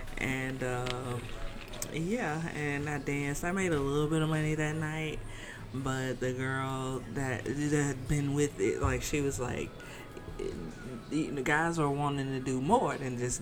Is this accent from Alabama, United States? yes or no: yes; Birmingham, Alabama, United States; moved away; I am originally from Alabama. So I'm a Southern girl.